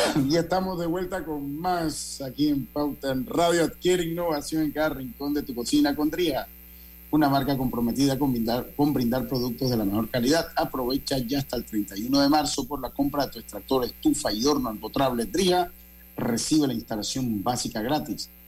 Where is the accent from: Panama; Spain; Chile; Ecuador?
Panama